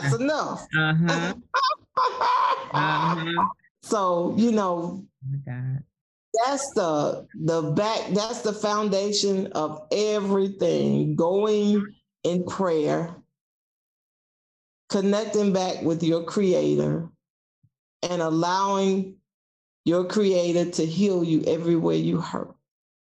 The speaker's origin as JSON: {"language": "English", "region": "South Georgia", "country": "United States", "tie": "born or raised there", "moved": "as an adult", "said": "I'm from South Georgia, and I can hear my home economic teacher, Mrs. Lewis, say, we raise cattle, but we rear children"}